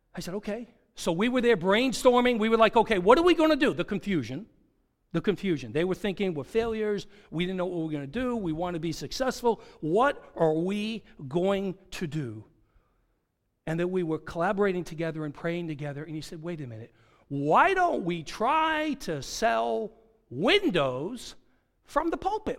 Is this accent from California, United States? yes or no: no; Goffstown, New Hampshire, United States; now in Long Island, United States; When I was in high school, up in Goffstown, New Hampshire